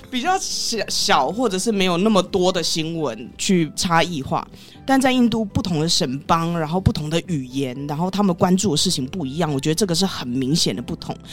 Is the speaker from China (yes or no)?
no; Taiwan; 我在台湾也是住那么久了，而且我也是台湾人